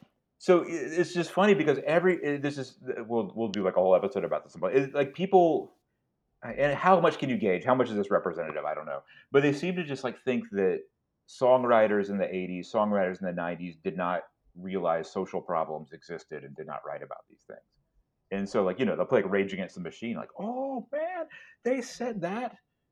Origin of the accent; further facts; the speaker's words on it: Florida, United States; moved away as an adult; now in Cape Cod, Massachusetts, United States; a company based out of my hometown in Florida